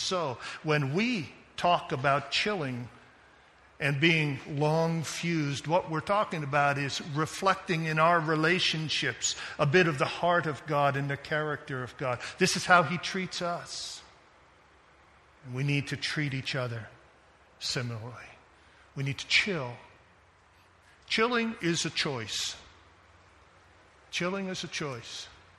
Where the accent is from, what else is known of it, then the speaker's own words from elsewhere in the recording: Japan; I was going to say I grew up in Japan, but I do see some Chinese folks here, and maybe I better just be quiet on the ping pong.